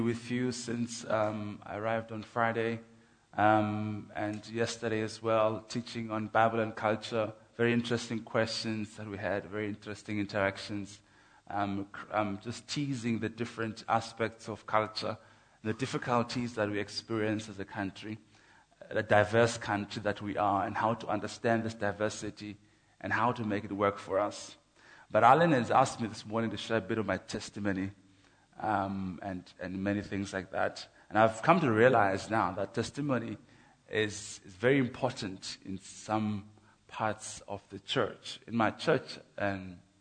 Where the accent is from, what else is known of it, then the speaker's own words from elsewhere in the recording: Port Elizabeth, Eastern Cape, South Africa; came to Port Elizabeth, and I was born 1978, 8th of June. I grew up in the Xhosa land, and I was Xhosalized among the Xhosas